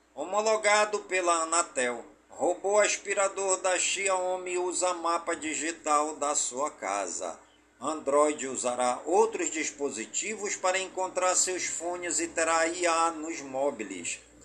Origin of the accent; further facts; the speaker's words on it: Careiro da Várzea, Amazonas, Brazil; now in Manaus, Brazil; Careiro da Vaza, minha cidade natal